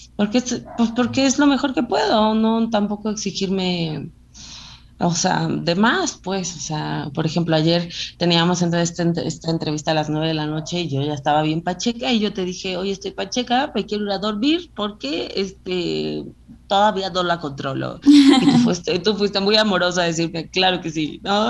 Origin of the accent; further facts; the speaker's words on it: Acapulco, Guerrero, Mexico; yo nací en Acapulco, yo soy, mis papás son mexicanos